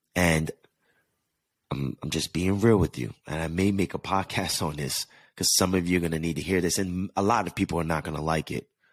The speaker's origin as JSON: {"language": "English", "region": "East Coast", "country": "United States", "tie": "born or raised there", "moved": "as an adult", "lives_now": "Los Angeles, United States", "said": "I grew up on the East Coast where I'm used to going through the seasons"}